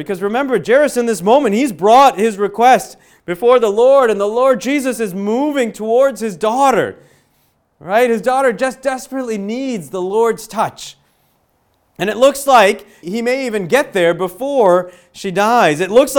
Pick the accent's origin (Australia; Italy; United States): United States; Illinois; now in Western Pennsylvania, United States; but where I grew up in Illinois, in the suburbs of Chicago, there was sex ed that would happen in school, okay?